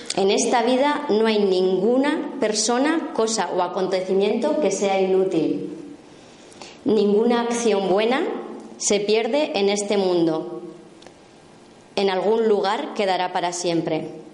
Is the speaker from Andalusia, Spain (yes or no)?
no; La Rioja, Spain; soy riojana